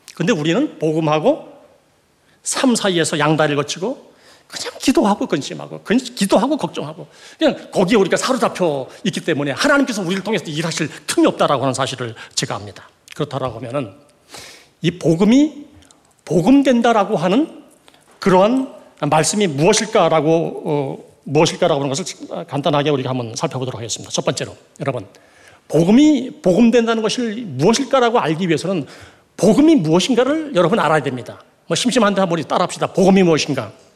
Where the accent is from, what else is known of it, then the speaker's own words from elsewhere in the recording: Gangwon, South Korea; 저는 강원도 출신인데